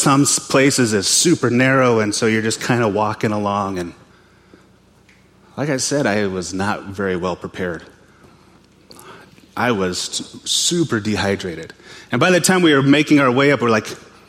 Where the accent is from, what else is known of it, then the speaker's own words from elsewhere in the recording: western Montana, United States; moved away; I'm from Montana. Born and raised, grew up there, western Montana. I grew up in a little town on the Flathead Indian Reservation at the base of the Mission Mountains